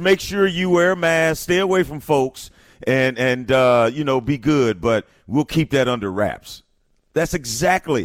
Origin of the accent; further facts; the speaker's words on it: East St. Louis, Illinois, United States; I'm from East St. Louis